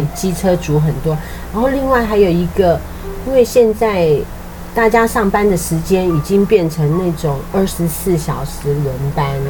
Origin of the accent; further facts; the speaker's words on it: Liugui, Kaohsiung, Taiwan; 我的老家是在六龟